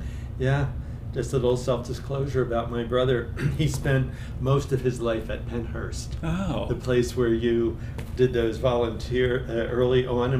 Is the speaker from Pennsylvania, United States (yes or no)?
yes; Philadelphia, Pennsylvania, United States; I grew up in Philly.